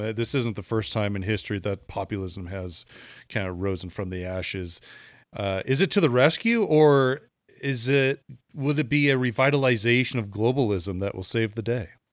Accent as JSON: {"language": "English", "country": "United States", "said": "being an American here"}